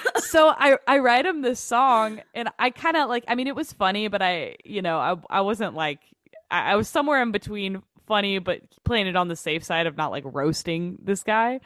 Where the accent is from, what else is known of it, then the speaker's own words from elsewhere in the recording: Overland Park, Kansas, United States; moved away; I grew up in Overland Park, Kansas, which is, like, you know, twenty minutes outside of Kansas City